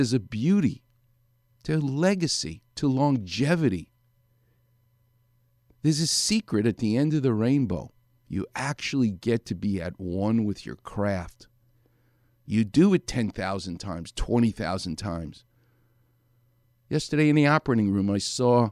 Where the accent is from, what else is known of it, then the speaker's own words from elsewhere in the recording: New York City, New York, United States; I'm from New York.